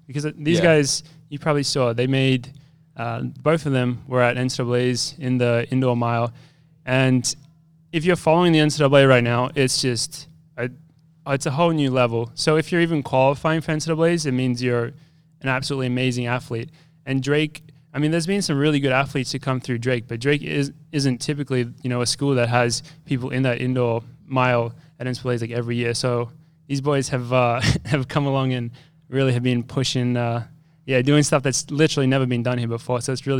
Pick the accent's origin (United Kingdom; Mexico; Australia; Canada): Australia; moved away as an adult; now in United States; I don't have much of an accent anymore, but I'm actually from Australia. But I came over to America in 2014, and I ran at the University of Wisconsin for 5 years.